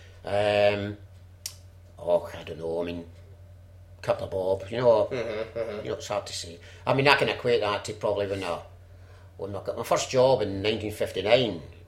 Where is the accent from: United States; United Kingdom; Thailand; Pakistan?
United Kingdom; Glasgow, Scotland; moved away as an adult; also born or lived in London; all my friends were still in Glasgow in Townhead area